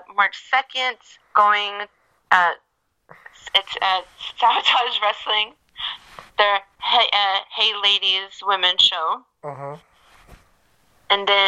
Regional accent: Oklahoma, United States; I grew up in Oklahoma

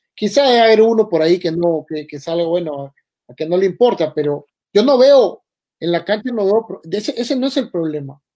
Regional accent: Peru; como peruano

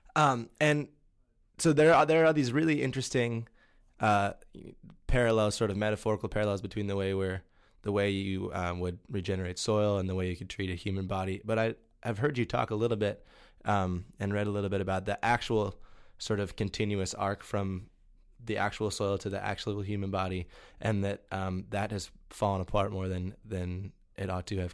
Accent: Ohio, United States; I'm from Ohio, where everything's done huge scale

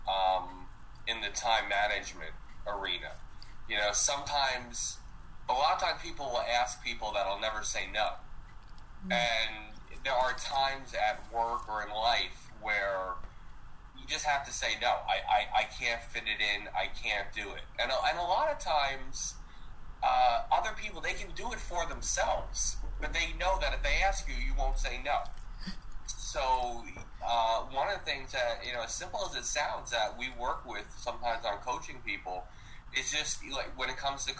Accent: New Jersey, United States; I come from New Jersey

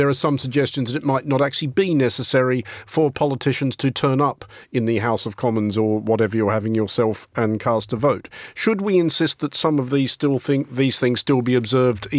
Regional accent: Australia; See, I'm Australian, so my passport's already blue.

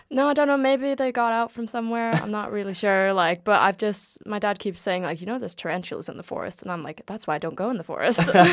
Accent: town near Brøndby, Copenhagen area, Capital Region of Denmark, Denmark; I'm from Betlehop

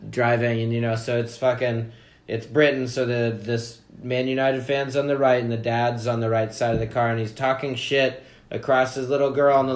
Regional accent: Perth, Western Australia, Australia; That's Australian. I'm from Perth

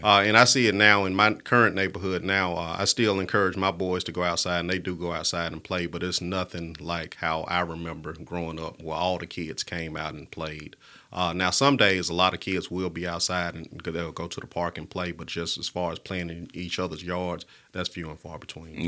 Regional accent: Birmingham, Alabama, United States; also born or lived in Tuscaloosa, Alabama / Milwaukee, Wisconsin; growing up in Pratt City, it was a normal childhood

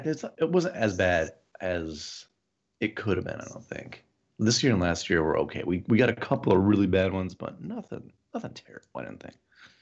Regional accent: Midwest, United States; also born or lived in Ohio / San Diego, California / Carlsbad, California; now in New York, United States; I reverted back to my former growing up in the Midwest self pretty easily.

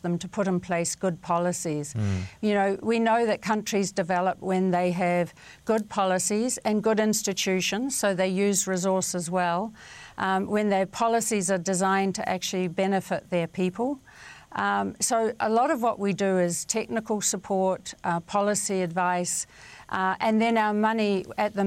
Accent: New Zealand; growing up in New Zealand

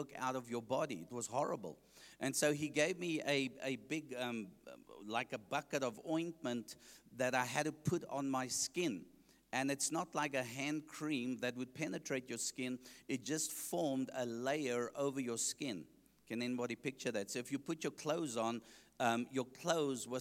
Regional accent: Johannesburg, Gauteng, South Africa; I grew up in Heelbrow, Johannesburg

